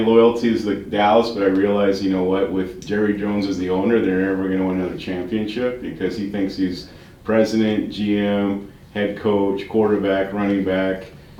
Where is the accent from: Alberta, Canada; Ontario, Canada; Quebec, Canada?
Alberta, Canada; Calgary; I was born and raised in Calgary